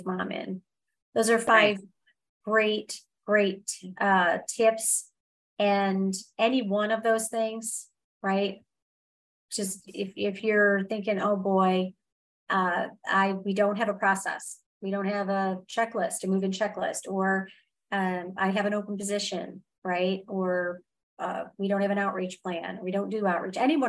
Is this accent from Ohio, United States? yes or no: no; Michigan, United States; I grew up in Michigan, and I grew up in the age where it's 60 degrees